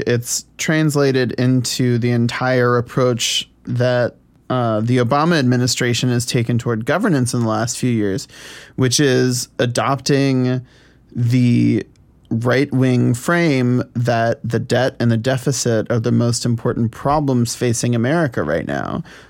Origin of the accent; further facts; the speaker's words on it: the South, United States; And I grew up in the South